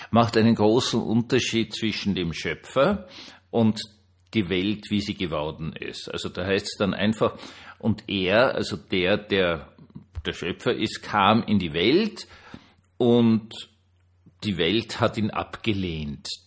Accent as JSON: {"language": "German", "country": "Austria", "said": "als Österreicher wusste man das ja"}